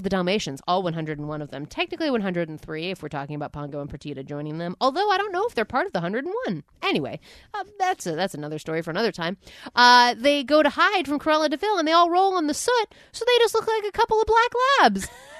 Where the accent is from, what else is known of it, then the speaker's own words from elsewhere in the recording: New Jersey, United States; when I was growing up in New Jersey